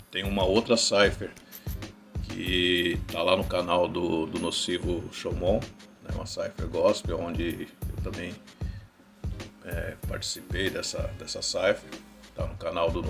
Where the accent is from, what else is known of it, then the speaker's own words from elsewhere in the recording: São Bernardo do Campo, São Paulo, Brazil; born there; now in Rio Grande da Serra, Brazil; Eu nasci na cidade de São Bernardo do Campo